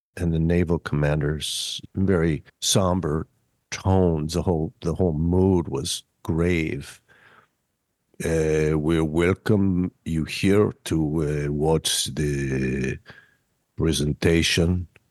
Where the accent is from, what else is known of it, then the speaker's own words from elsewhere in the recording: Minneapolis, Minnesota, United States; growing up in Minneapolis